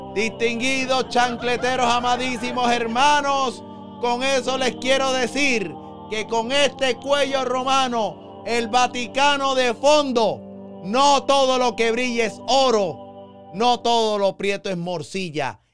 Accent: Puerto Rico; yo iba a ser el primer papa eh, católico puertorriqueño

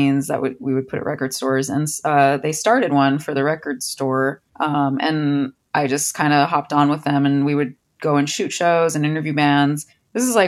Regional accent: Orange County, California, United States; I'm from here originally, yeah. Orange County

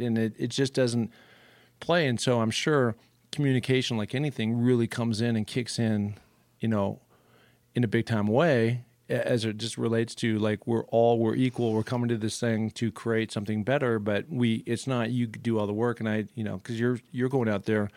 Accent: Seattle, Washington, United States; I grew up in Seattle

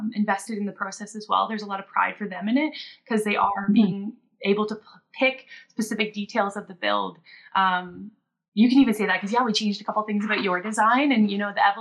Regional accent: Ontario, Canada; moved away as an adult; also born or lived in Nova Scotia / Whistler, British Columbia; I grew up in Ontario

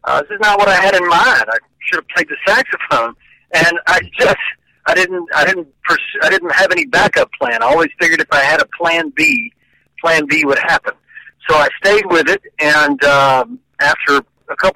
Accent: Murfreesboro, Tennessee, United States; moved away as an adult; also born or lived in Los Angeles; Murfreesboro, which is my hometown, which is, as I said, 25 miles south of Nashville

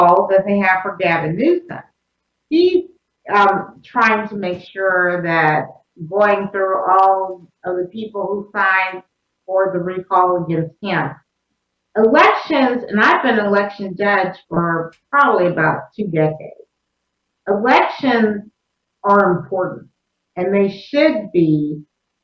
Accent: Texas, United States; I'm from Texas

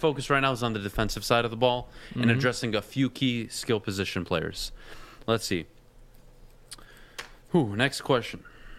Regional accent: United States; I'm an American. I am Arab. Yep, I am Arab. My parents are born in Lebanon, in the Middle East.

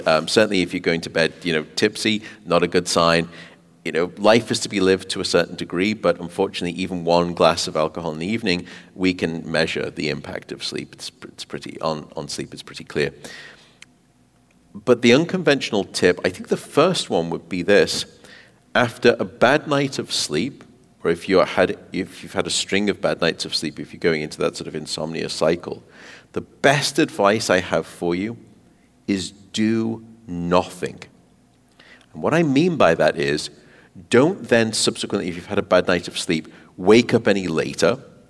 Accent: Canada; Despite being Canadian, I know.

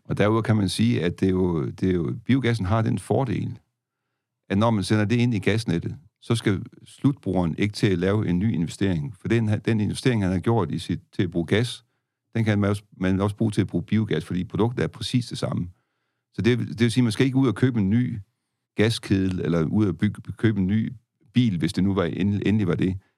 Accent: Denmark; som danskere

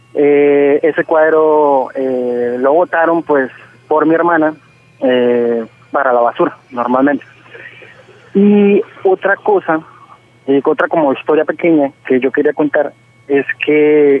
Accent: Cúcuta, Norte de Santander, Colombia; yo soy de Cúcuta, acá a las abuelas le decimos nona

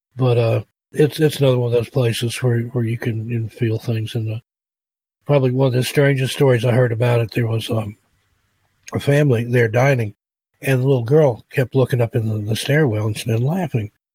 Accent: East Tennessee, United States; moved away; I grew up in East Tennessee

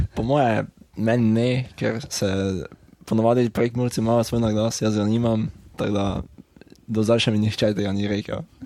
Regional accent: Lenart, Slovenia; prihajam iz Lenarta v Slovenski Gorica

